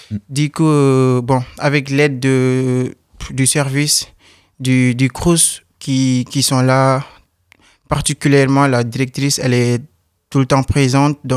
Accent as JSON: {"language": "French", "country": "Senegal", "lives_now": "France", "said": "Oui, je viens du Sénégal."}